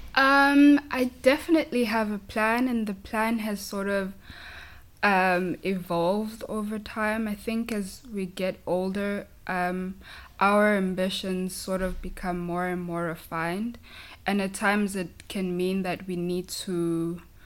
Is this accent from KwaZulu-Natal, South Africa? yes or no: yes; KwaZulu-Natal, South Africa; first language Zulu; English is a second language; moved away as an adult; now in San Francisco, United States; I come from a small town in South Africa um, in a province called KwaZulu Natal